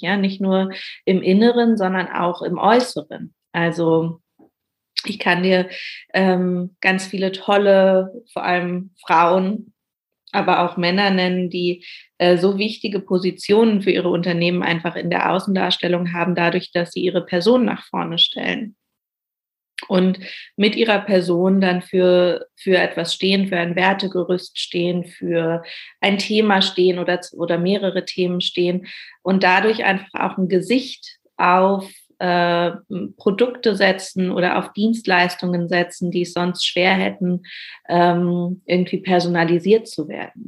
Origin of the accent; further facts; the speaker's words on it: Berlin, Germany; gebürtige Berlinerin, lebe auch immer noch hier